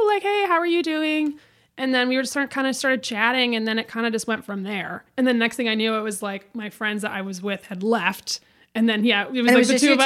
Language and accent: English; Midwest, United States; now in Los Angeles, United States; I grew up in the Midwest.